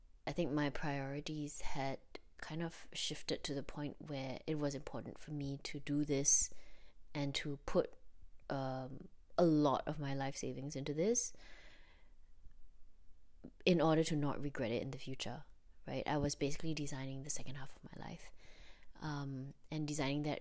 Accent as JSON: {"language": "English", "country": "Singapore", "also_born_or_lived": "Australia", "moved": "as an adult", "said": "as a Singaporean"}